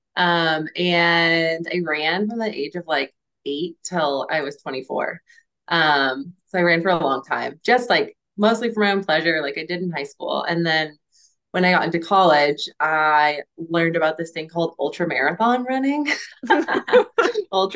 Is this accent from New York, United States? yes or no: no; Santa Cruz, California, United States; moved away as an adult; now in Bend, United States; I'm originally from Santa Cruz. So I grew up in Santa Cruz County